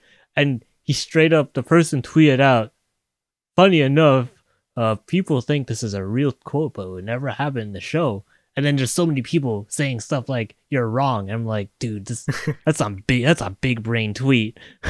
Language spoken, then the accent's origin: English; Canada; I am Canadian.